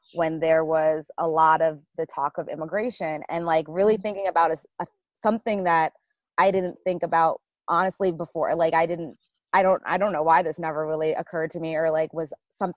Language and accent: English; Connecticut, United States; I grew up far north in Connecticut